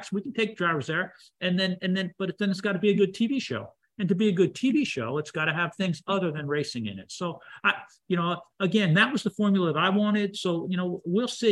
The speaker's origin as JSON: {"language": "English", "region": "the North", "country": "United States", "said": "I'm from the North"}